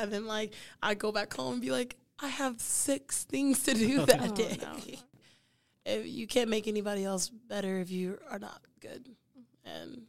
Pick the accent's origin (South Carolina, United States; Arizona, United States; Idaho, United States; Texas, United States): Texas, United States; moved away as an adult; I was like, oh, I'm new to New Mexico. I was like, I was from Texas, new to New Mexico.